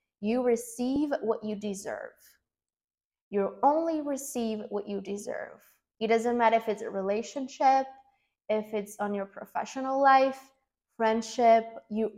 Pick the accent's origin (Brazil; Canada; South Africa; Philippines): Brazil; English is a second language; moved away as an adult; I'm from Brazil. I'm 26 years old now, and until 2 years ago, I was living in Brazil in a small town